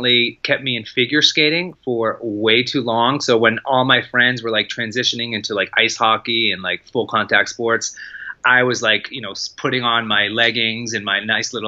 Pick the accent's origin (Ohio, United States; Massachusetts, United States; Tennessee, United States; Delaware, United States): Massachusetts, United States; Lexington; I grew up in Lexington, Massachusetts